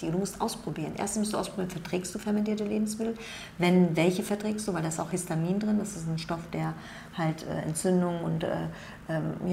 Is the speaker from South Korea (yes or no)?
yes; South Korea; Das ist so, ähm, das machen die Koreaner, ich bin Koreaner